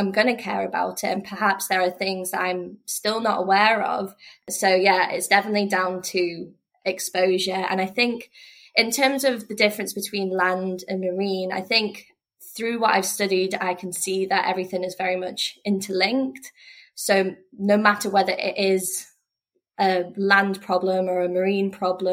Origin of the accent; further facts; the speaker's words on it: North Wales, United Kingdom; moved away as an adult; also born or lived in Glasgow, Scotland; now in Oban, United Kingdom; I grew up in North Wales